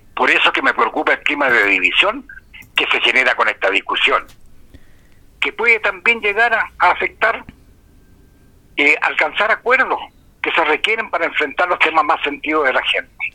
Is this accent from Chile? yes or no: yes; Chile; como sociedad chilena